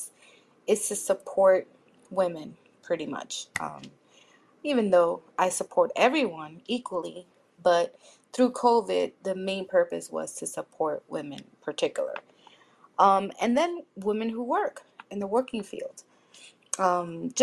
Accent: New York City, New York, United States; I'm from the Bronx in New York

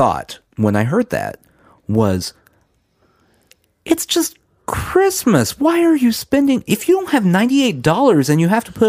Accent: Oklahoma, United States; now in Tennessee, United States; We're from Oklahoma.

